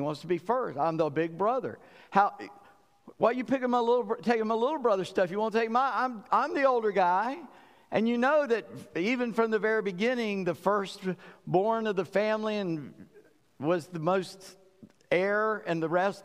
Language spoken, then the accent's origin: English; South Carolina, United States; I'm from South Carolina, low country.